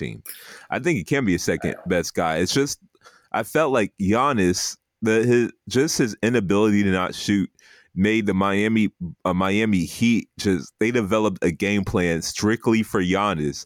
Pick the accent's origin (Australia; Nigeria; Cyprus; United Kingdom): Nigeria; since I'm Nigerian